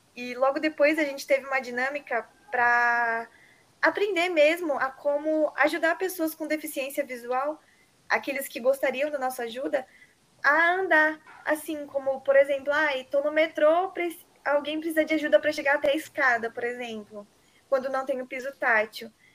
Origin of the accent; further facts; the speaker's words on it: São Paulo, Brazil; moved away as an adult; now in Bauru, Brazil; eu sou de São Paulo Geralmente eu apenas estudo em Bauru, na Unesp